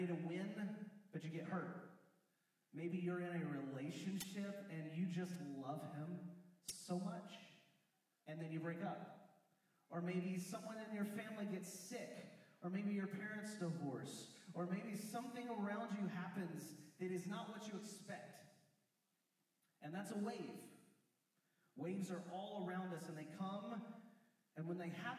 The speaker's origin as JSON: {"language": "English", "region": "West Virginia", "country": "United States", "tie": "born or raised there", "said": "I grew up in West Virginia"}